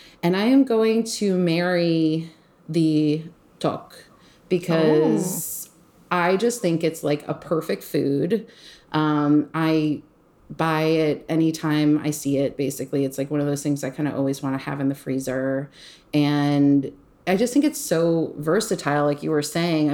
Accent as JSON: {"language": "English", "area": "Long Island", "region": "New York", "country": "United States", "tie": "born or raised there", "said": "growing up on Long Island with like a hippie mom"}